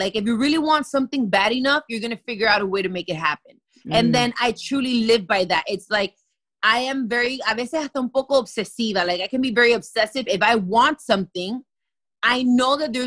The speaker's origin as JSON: {"language": "English", "town": "Miami", "region": "Florida", "country": "United States", "tie": "born or raised there", "said": "I was born and raised here in Miami"}